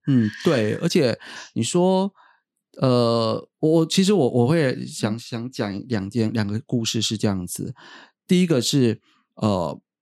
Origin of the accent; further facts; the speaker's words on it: Taiwan; 我们台湾这边呢，我们就是用 b p m f